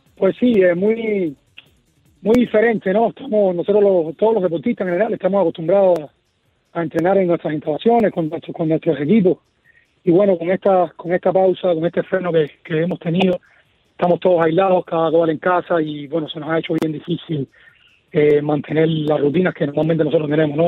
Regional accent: Cuba; also born or lived in Michigan, United States; now in Miami, United States; me veían jugar a mí como cuando era pequeño en Cuba

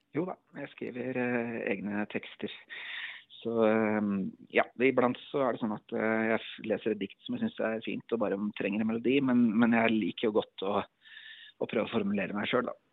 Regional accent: Elverum, Innlandet, Norway; jeg er en kar fra skogen, jeg er fra Elverum

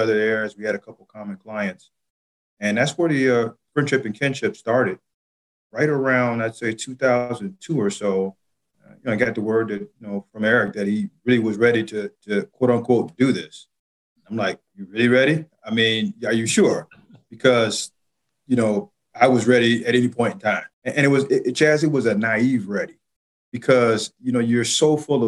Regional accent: Chicago, Illinois, United States; being from Chicago, and I didn't mention that, but I'm a native Chicagoan

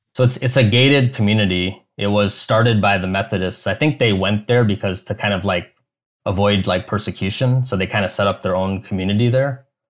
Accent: Chicago, Illinois, United States; moved away as an adult; also born or lived in Silicon Valley; now in Cleveland, United States; I grew up in Chicago suburbs

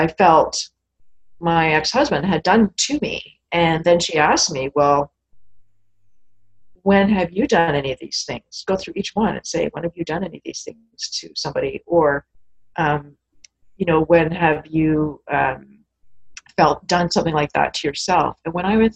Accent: Canada; I'm Canadian after all

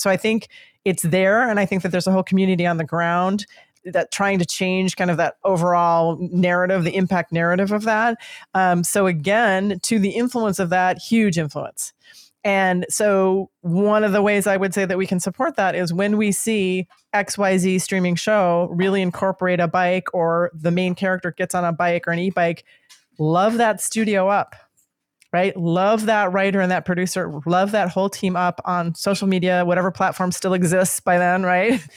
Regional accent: Midwest, United States; I'm from the Midwest

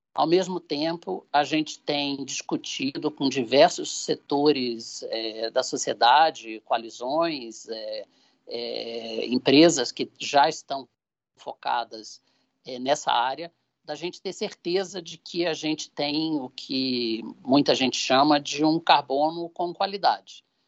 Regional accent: Brazil; Eu, como brasileiro e presidente da Shell Brasil

